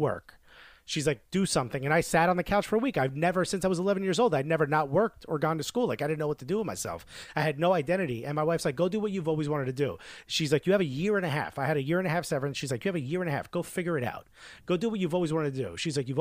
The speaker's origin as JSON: {"language": "English", "town": "Newark", "region": "New Jersey", "country": "United States", "tie": "born or raised there", "second_language": "English", "moved": "as an adult", "lives_now": "New York, United States", "said": "I grew up in Newark, New Jersey"}